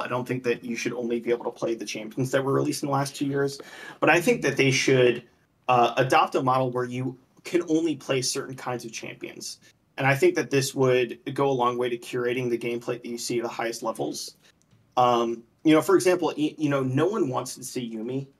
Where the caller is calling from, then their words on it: Charlotte, North Carolina, United States; I'm calling from Charlotte, North Carolina